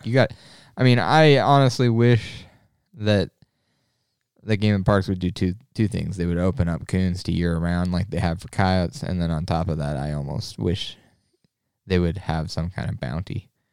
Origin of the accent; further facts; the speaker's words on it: Nebraska, United States; it's my home state